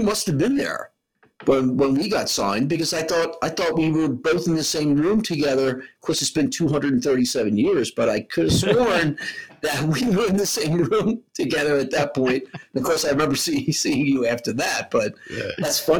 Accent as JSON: {"language": "English", "town": "New York City", "region": "New York", "country": "United States", "said": "I mean, I'm from the South Bronx. Fuck Compton."}